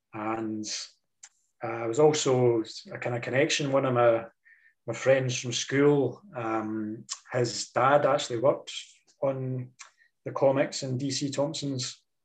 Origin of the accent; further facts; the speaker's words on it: Dundee, Scotland, United Kingdom; I was kind of born and raised in Dundee